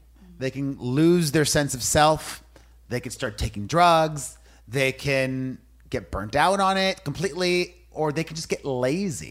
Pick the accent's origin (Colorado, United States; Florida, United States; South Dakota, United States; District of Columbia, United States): Florida, United States; Miami; growing up in Miami, my Cuban immigrant parents